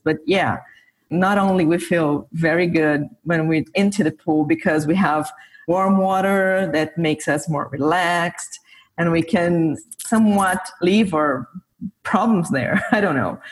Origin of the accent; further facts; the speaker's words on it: São Paulo, Brazil; now in São Carlos, Brazil; I was born and grew up in Sao Paulo, which is Brazil's biggest city.